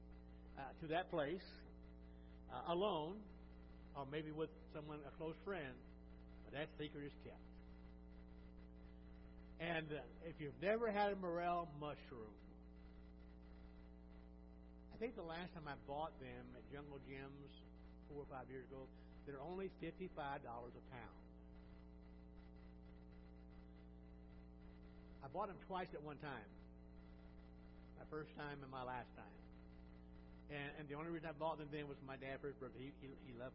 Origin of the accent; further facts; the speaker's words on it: Illinois, United States; now in Cincinnati, United States; I grew up in Illinois